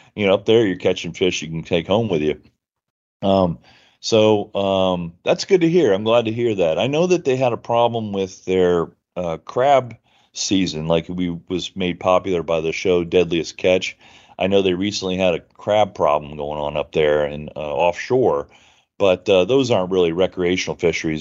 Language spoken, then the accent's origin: English; Florida, United States; also born or lived in Treasure Coast, Florida / Tampa / Bradenton; born and raised in Florida